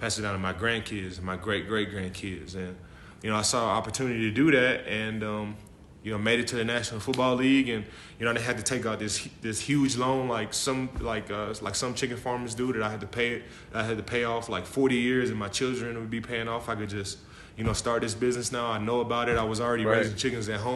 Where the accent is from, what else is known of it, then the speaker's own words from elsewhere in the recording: Dallas, Texas, United States; I'm from Dallas, Texas. You know, I grew up in the country